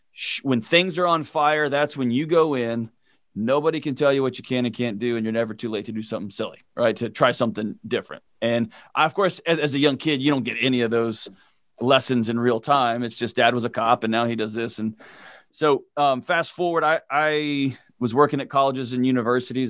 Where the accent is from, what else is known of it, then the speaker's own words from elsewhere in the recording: Houston, Texas, United States; I grew up in Houston